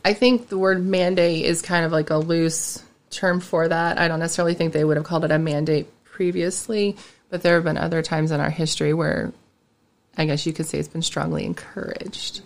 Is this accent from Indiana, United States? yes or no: yes; Alexandria, Indiana, United States; also born or lived in Greenfield, Indiana / Greenwood, Indiana; now in Knightstown, United States; I'm from Alexandria, grew up there, and then I moved to Greenfield